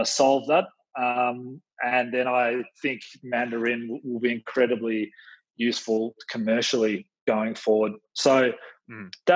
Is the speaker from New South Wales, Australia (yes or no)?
no; Melbourne, Victoria, Australia; I'm an Australian, born in Melbourne